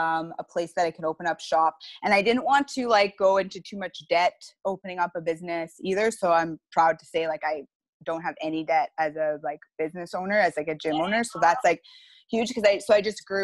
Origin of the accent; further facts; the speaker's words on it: Saskatoon, Saskatchewan, Canada; moved away as an adult; now in Petawawa, Canada; I'm originally from Saskatoon